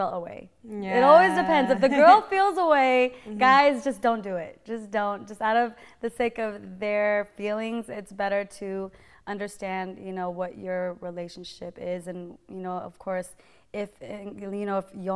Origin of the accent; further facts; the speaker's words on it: Modesto, California, United States; moved away; also born or lived in San Jose, California; I'm from Northern California. I was born in San Jose, raised in Modesto.